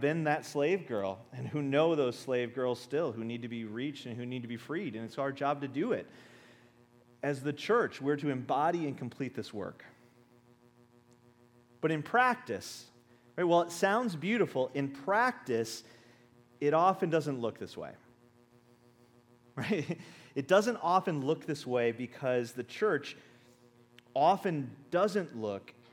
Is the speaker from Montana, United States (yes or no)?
no; Minnesota, United States; we're from Minnesota